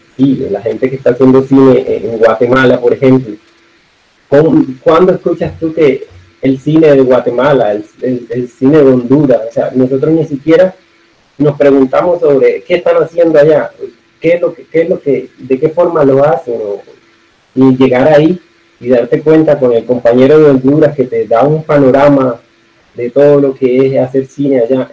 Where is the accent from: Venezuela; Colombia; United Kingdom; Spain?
Colombia; San Juan de Urabá, Antioquia; accent: mix of costeño and paisa; now in Necoclí, Colombia; yo soy antioqueño, yo soy de Engabá, actualmente vivo en Necoclí, pero nací aquí en el municipio de al lado, que es San Juan de Irabajo